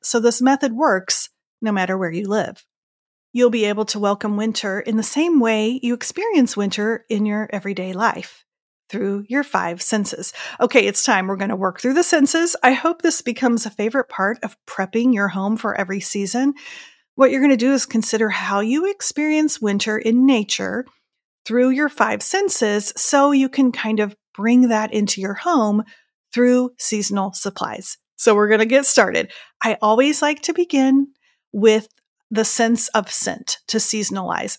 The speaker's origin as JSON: {"language": "English", "area": "Indiana and Iowa", "region": "Midwest", "country": "United States", "tie": "born or raised there", "moved": "yes", "lives_now": "North Carolina, United States", "said": "growing up in Indiana and Iowa"}